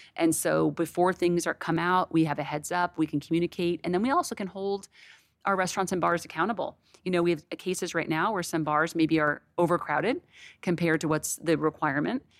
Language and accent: English; Connecticut, United States; now in Texas, United States; I was raised in New England, um, in Connecticut, so I'm a huge seafood person